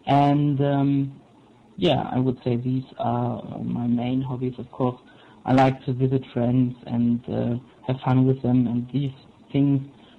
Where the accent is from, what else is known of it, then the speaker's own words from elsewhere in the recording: Brandenburg, Germany; English is a second language; now in Chemnitz, Germany; I'm from Chemnitz, but not originally, because I am doing an apprenticeship here, and so I had to move, and originally I'm from South Brandenburg.